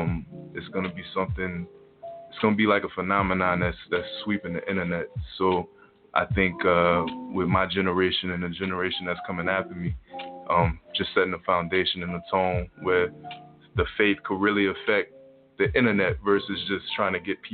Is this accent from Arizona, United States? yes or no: no; New Orleans, Louisiana, United States; now in Tulsa, United States; New Orleans.